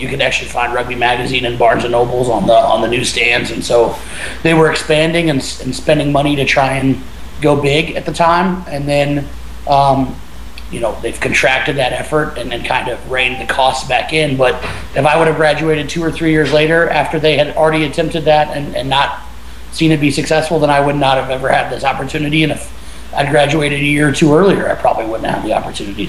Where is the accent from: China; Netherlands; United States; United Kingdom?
United States; Kansas City, Missouri; growing up in Kansas City